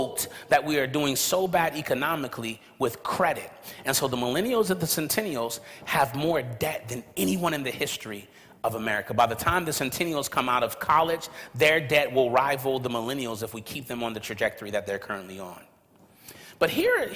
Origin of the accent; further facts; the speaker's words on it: Los Angeles, California, United States; growing up in South Central Los Angeles, California, where all around me, you could have basically seen my neighborhood as a cemetery